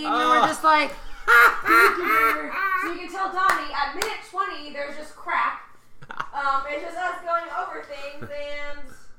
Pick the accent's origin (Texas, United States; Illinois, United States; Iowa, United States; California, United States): Texas, United States; now in Tampa, United States; I am not a Floridian. I'm a Texan.